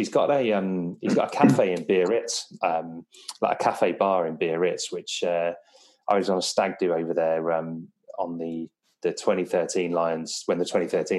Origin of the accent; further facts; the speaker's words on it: England, United Kingdom; being a Welshman growing up in England in the 90s